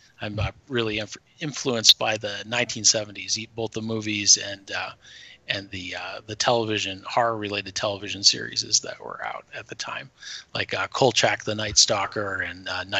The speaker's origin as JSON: {"language": "English", "region": "Michigan", "country": "United States", "tie": "born or raised there", "also_born_or_lived": "Detroit", "moved": "yes", "said": "I'm originally from Michigan, and Michigan was always really beautiful during Halloween"}